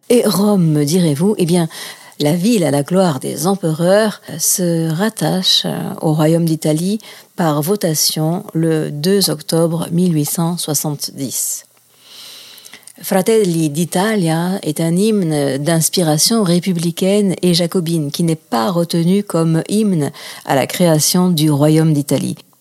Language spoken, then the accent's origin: French; France; moved away as an adult; also born or lived in Toulouse / Greece; je suis née euh, en France, de mère française et de père nationalisé français